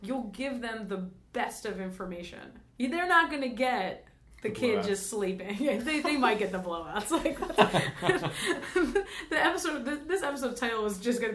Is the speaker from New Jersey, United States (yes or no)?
yes; New Jersey, United States; now in California, United States; I'm from New Jersey, and so was my mom